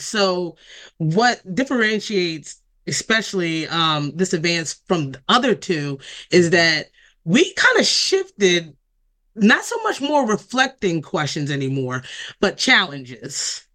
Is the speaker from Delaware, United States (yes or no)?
yes; Delaware, United States; born or raised there